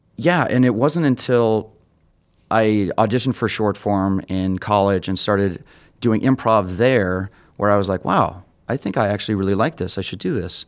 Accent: Tucson, Arizona, United States; moved away as an adult; now in Chicago, United States; I'm originally from Tucson, Arizona, and I moved out here to pursue sketch and improv

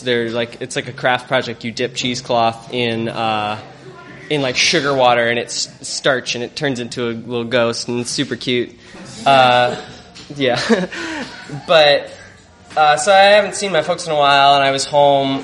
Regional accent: Chicago, Illinois, United States; I'm from here. I grew up in Chicago

